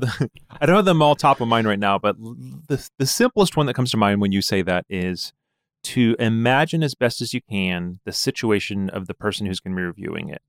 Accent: Ann Arbor, Michigan, United States; I grew up around the University of Michigan

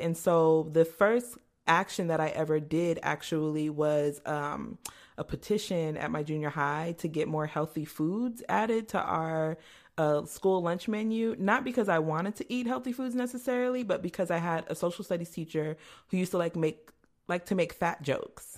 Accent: Mesa, Arizona, United States; I grew up in a historically segregated area of Mesa, Arizona

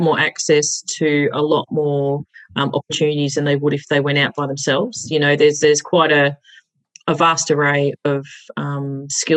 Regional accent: Mildura, Victoria, Australia; I grew up over in Mildura, which is the top part of Victoria

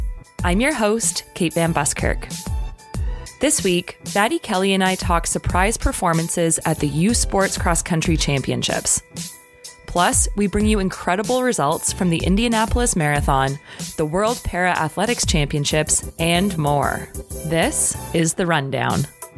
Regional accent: Canada; We're Canadian.

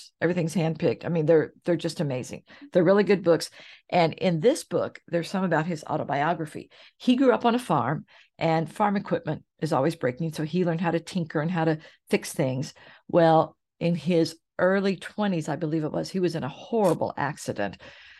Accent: Oklahoma, United States; And again, I grew up in Oklahoma.

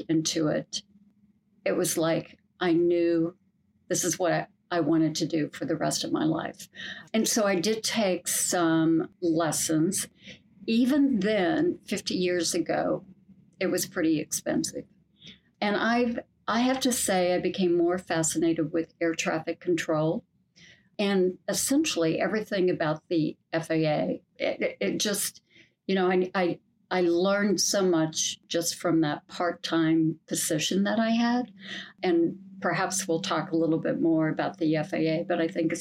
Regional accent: Kansas, United States; I grew up in Kansas

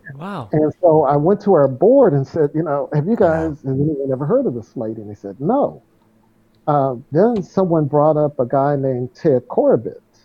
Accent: St. Louis, Missouri, United States; moved away; I ran a marathon in my hometown, the St. Louis Marathon

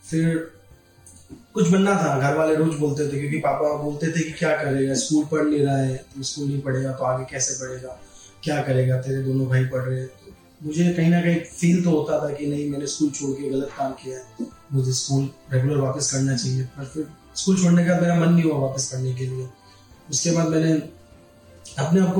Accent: Mount Abu, Rajasthan, India; और मैं माउंट आबू से

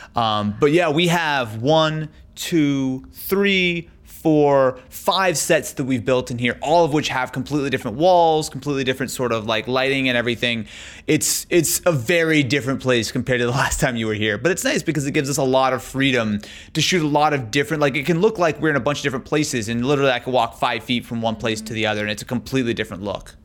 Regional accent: Branson, Missouri, United States; moved away as an adult; now in Los Angeles, United States; So I grew up in Missouri. Yeah. So I grew up in a little town called Branson, Missouri, in southern in southern Missouri

